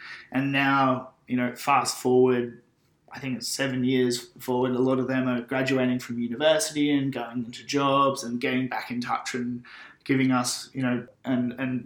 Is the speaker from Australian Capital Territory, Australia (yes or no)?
no; Byron Bay, New South Wales, Australia; I grew up in Byron Bay, went to high school at Byron Bay Public School